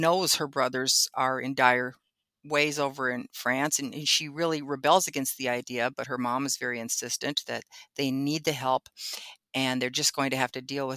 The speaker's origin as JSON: {"language": "English", "region": "Wisconsin", "country": "United States", "tie": "born or raised there", "said": "there was one in my hometown"}